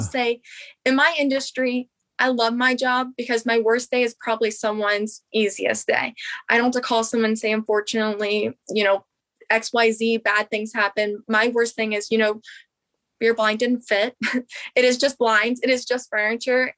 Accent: Harpers Ferry, West Virginia, United States; now in Morgantown, United States; I'm from Harper's Ferry, West Virginia. I'm born and raised in West Virginia.

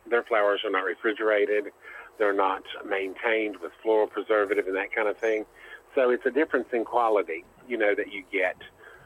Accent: Beckley, West Virginia, United States; also born or lived in Ohio / Michigan; West Virginia is home and always has been home.

